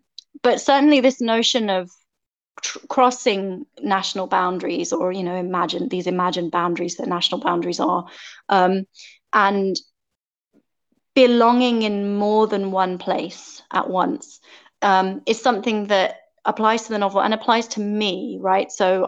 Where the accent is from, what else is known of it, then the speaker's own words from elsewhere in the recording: Peru; also born or lived in United Kingdom; Because, I mean, growing up in Peru, I was always the English girl. And in Britain, I was always the Peruvian girl